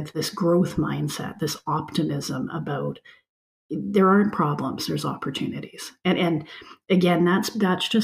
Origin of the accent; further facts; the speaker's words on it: British Columbia, Canada; now in Alberta, Canada; I grew up in British Columbia in a much more diverse environment